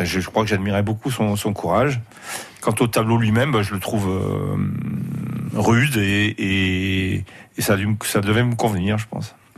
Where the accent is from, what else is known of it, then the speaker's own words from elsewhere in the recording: Grenoble, Auvergne-Rhône-Alpes, France; en tant que Grenoblois